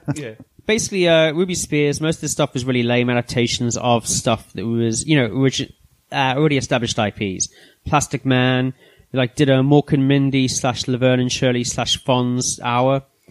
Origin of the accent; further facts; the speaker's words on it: South Africa; Like, being South African